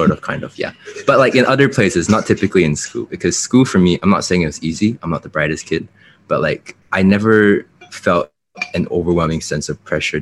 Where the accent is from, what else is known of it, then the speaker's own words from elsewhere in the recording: China; I was born and raised in China